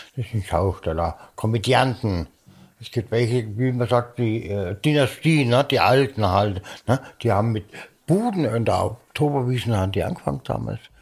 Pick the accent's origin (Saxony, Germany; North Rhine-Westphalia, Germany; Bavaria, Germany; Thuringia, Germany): Bavaria, Germany; Munich; Ich bin äh, Münchner, bin ein Giesinger, bin ein echter Giesinger, bin in München geboren